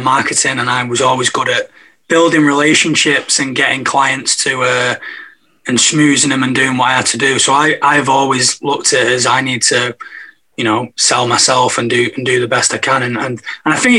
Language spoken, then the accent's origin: English; Manchester, North West England, United Kingdom; growing up in Manchester